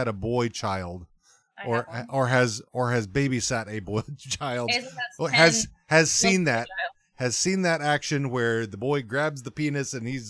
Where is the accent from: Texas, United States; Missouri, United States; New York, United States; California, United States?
Texas, United States; I grew up on a cattle ranch in Texas.